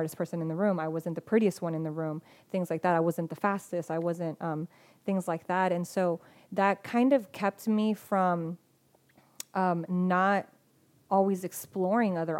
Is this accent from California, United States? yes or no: yes; Spring Valley, California, United States; I grew up in Spring Valley, so it wasn't like the nicest, you know, part of town